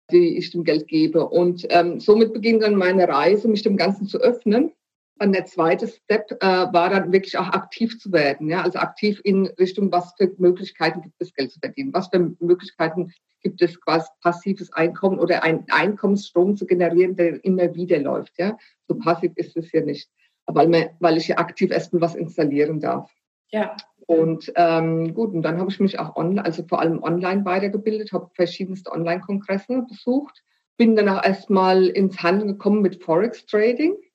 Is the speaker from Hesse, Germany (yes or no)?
yes; Frankfurt, Hesse, Germany; zum einen komme ich aus der Bankenstadt Frankfurt, wobei ich da nicht geboren bin, ja.